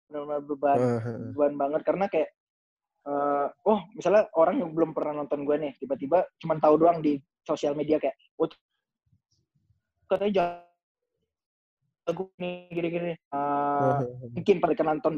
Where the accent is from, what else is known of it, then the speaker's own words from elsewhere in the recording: Bali, Indonesia; gue tuh nggak besar di timur kan nggak besar di Kupang gue besar di Bali